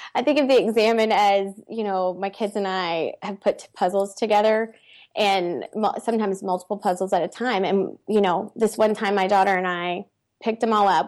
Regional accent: Baton Rouge, Louisiana, United States; I'm from Baton Rouge

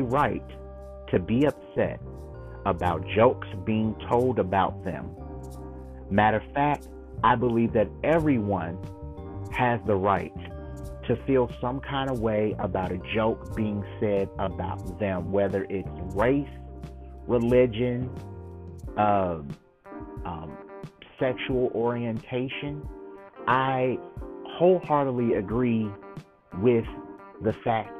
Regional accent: United States; I'm African American

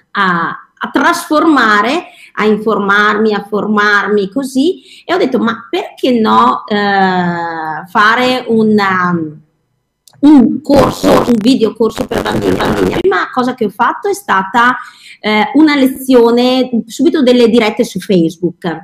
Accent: Verona, Veneto, Italy; allora io sono di Verona, ecco che così, e quindi avevo fatto qualcosina eh, dei video di ricette per bambini con la tv qua locale

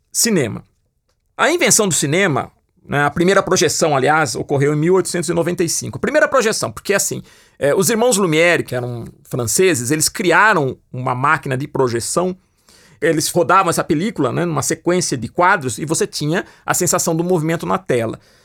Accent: Piracicaba, São Paulo, Brazil; ele tinha um pequeno cinema na cidade que eu nasci, em Piracicaba

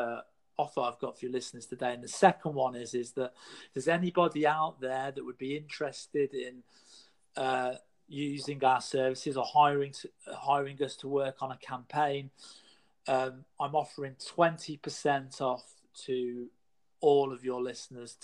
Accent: United Kingdom; in the UK, my home country

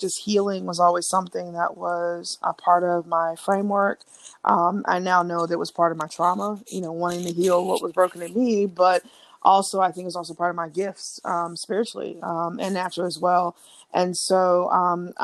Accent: South Carolina, United States; also born or lived in Baltimore; I'm from South Carolina, born and raised

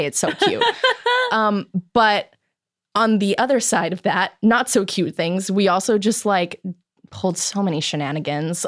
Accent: Chicago, Illinois, United States; now in Los Angeles, United States; I'm from Chicago

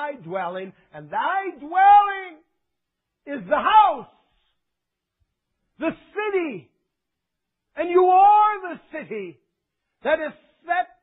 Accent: United States; now in Canada; I was born here in the good old USA

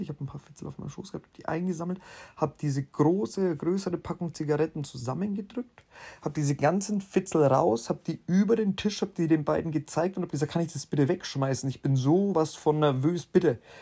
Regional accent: Bavaria, Germany; bei uns in Bayern

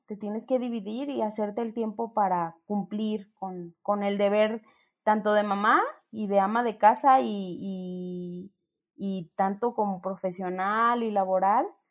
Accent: Ocotlán, Jalisco, Mexico; moved away as an adult; me voy a mi pueblo, a Ocotlán

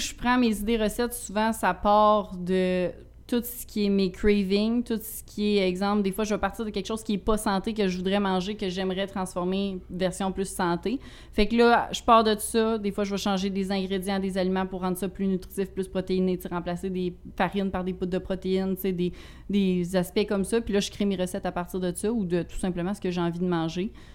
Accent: Rivière-du-Loup, Quebec, Canada; je viens de, du Bas-Saint-Laurent, Rivière-du-Loup

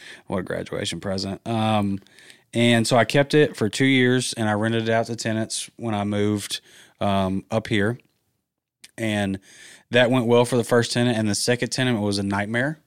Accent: Georgia, United States; moved away as an adult; also born or lived in Auburn, Alabama; now in Birmingham, United States; I'm from Georgia

